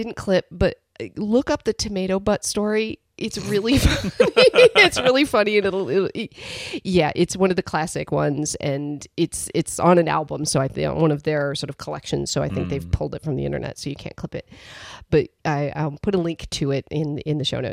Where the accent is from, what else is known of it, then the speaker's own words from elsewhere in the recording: Illinois, United States; moved away; I'm originally from Illinois and this is Minnesota